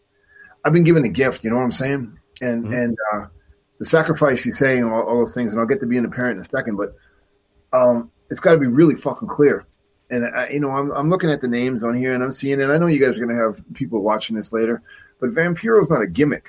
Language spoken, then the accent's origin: English; Mexico; also born or lived in Canada; me from Canada, but I grew up in Mexico